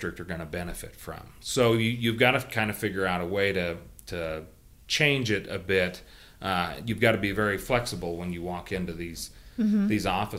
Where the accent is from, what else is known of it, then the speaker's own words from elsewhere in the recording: Kansas, United States; my home state of Kansas